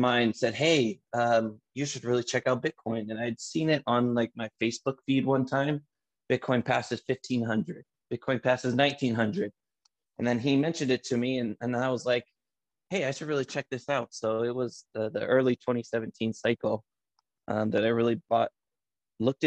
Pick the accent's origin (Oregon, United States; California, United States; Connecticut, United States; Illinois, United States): California, United States; Antioch; I grew up in a little city called Antioch, California. It's in the East San Francisco Bay Area